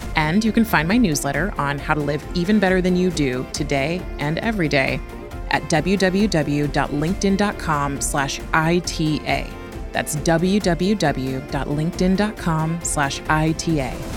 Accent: California, United States; I grew up in California

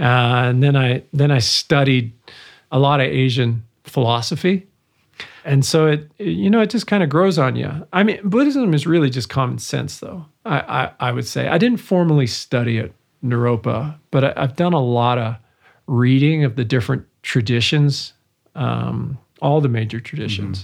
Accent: Vancouver, British Columbia, Canada; first language English; moved away; also born or lived in Montreal; growing up in Vancouver

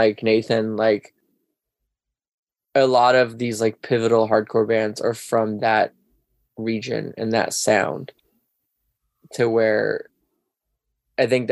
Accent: Alaska, United States; moved away; growing up in Alaska

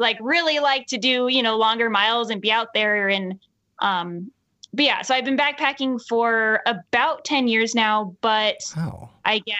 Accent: Southern California, United States; moved away as an adult; now in Utah, United States; growing up in Southern California

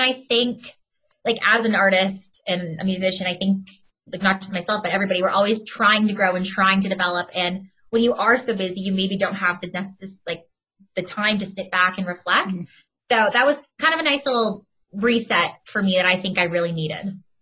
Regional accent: Oakville, Ontario, Canada; I'm from Oakville, just outside of Toronto

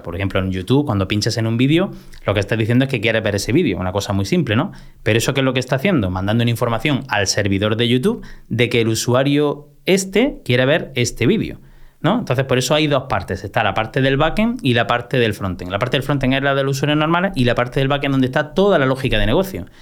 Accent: Motril, Andalusia, Spain; al único instituto de mi pueblo, que yo soy de Motril, de Granada

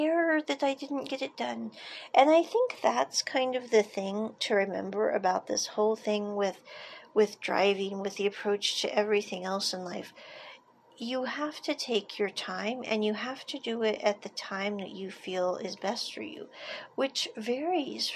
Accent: United States; moved away as an adult; I grew up in America

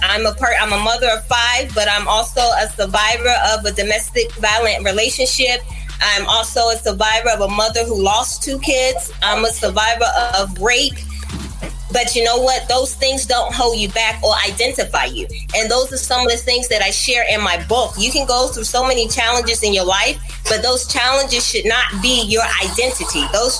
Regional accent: Portsmouth, United States; I actually was born and raised in Portsmouth and has been able to travel around to see different states and everything.

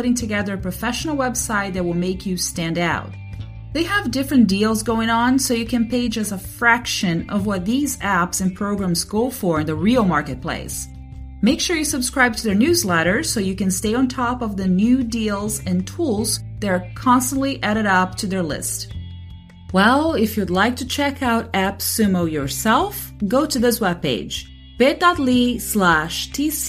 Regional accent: Brazil; I'm from Brazil, and we pronounce initial R's as a hard H

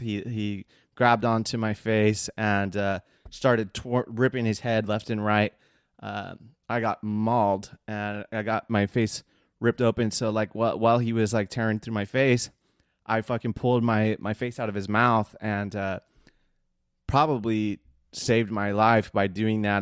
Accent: Seal Beach, California, United States; I was raised, like, one town over in the Seal Beach area for most of my, uh, childhood

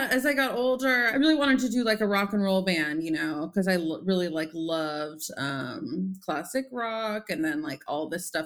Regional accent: San Diego, California, United States; now in Los Angeles, United States; Yeah, I grew up in San Diego and uh, moved to LA when I was 18. So I've lived here a long time now, but uh, but yeah, originally from San Diego.

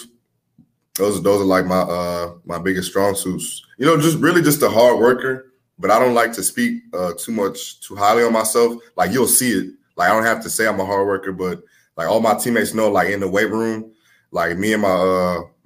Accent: Houston, Texas, United States; also born or lived in New Orleans, Louisiana; my hometown is Houston. So me being from Houston

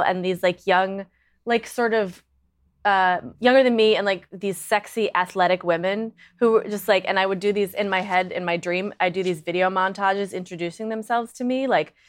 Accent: Minneapolis, Minnesota, United States; In Minneapolis.

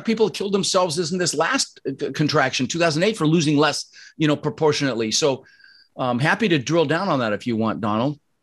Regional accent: Denver, Colorado, United States; also born or lived in Netherlands; I was born in the Netherlands, you know, think wooden shoes, windmills, and um, immigrated when I was six. Like I said, we ended up in Denver, Colorado. And growing up, we really struggled

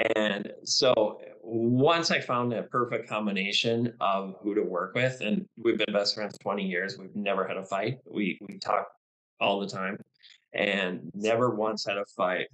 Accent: Duluth, United States; in my hometown here of Duluth

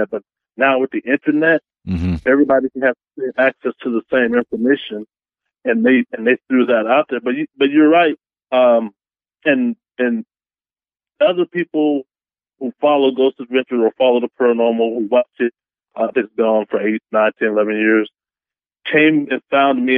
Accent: Texas, United States; now in Seattle, United States; I'm from Texas. I moved to Seattle in 2005

